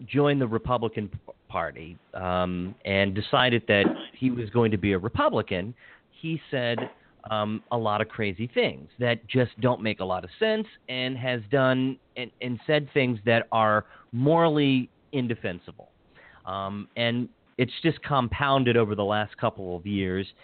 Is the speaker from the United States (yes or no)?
yes; Hagerstown, Maryland, United States; now in Montgomery County, Maryland, United States; I grew up in Hagerstown and having, born, raised, educated there